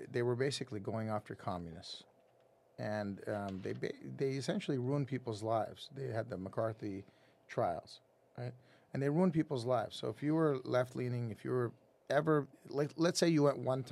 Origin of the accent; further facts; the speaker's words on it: Lebanon; now in United States; I was born in Lebanon mm-hmm. during a civil war, and we had to leave Lebanon for obvious reasons